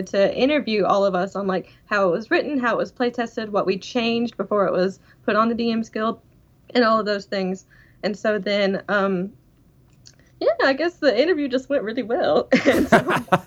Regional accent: Okefenokee Swamp, South Georgia, United States; accent: southern twang; now in Canada; I'm from South Georgia in the Okefenokee Swamp

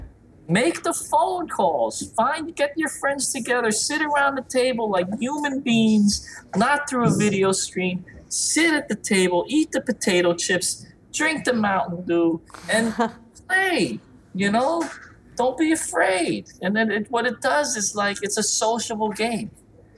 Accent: New York, United States; growing up in New York in the 80s, 70s, 80s, 90s

